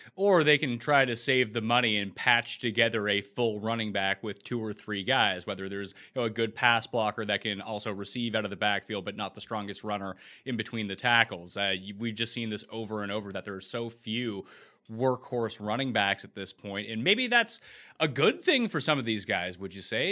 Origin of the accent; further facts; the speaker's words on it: Nova Scotia, Canada; I'm Canadian, so where I am from, you know, two hundred years before I was born, they expelled all the French people from the province where I'm from